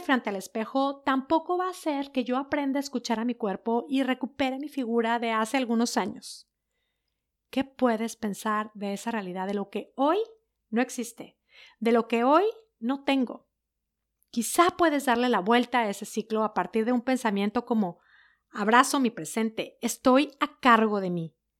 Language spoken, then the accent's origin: Spanish; Mexico; moved away as an adult; also born or lived in Netherlands; desde que nos fuimos de México